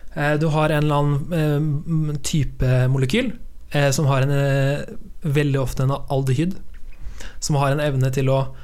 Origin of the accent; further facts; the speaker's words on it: Sarpsborg, Østfold, Norway; Borregaard, den store fabrikken hjemme i Sarpsborg